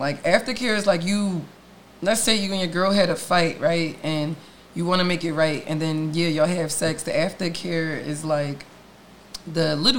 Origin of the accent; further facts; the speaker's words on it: Philadelphia, Pennsylvania, United States; South Philly.